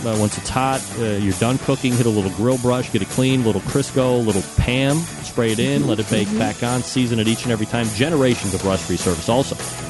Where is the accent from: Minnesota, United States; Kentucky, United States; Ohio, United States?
Ohio, United States; Cleveland; And I'm from Cleveland.